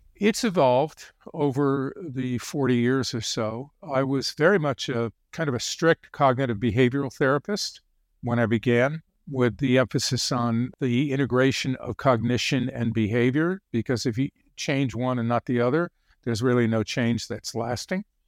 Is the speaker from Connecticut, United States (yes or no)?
yes; Connecticut, United States; I grew up in Connecticut.